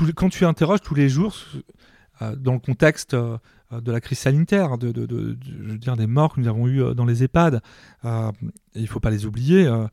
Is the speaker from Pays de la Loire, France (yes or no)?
yes; Mayenne, Pays de la Loire, France; moved away as an adult; also born or lived in Rouen; je viens de la Mayenne